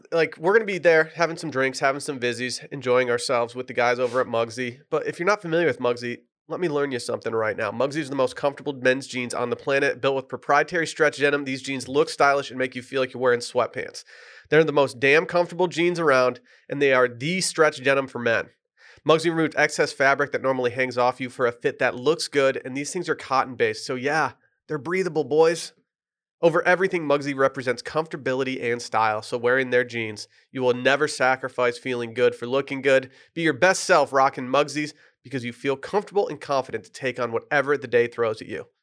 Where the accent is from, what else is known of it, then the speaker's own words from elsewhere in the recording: Michigan, United States; moved away; the dispensary in my hometown